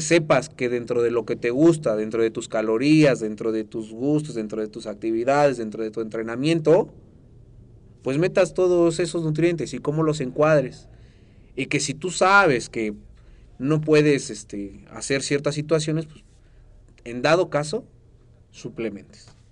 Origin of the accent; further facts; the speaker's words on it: Mexico; yo soy mexicano